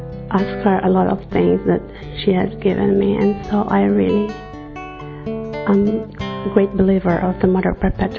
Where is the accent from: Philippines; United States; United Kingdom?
Philippines; I'm from the Philippines.